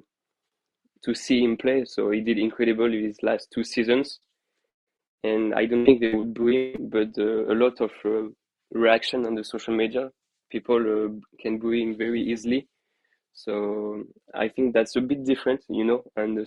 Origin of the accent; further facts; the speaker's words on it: Paris, Île-de-France, France; moved away; As myself, a former Parisian, I was born in Paris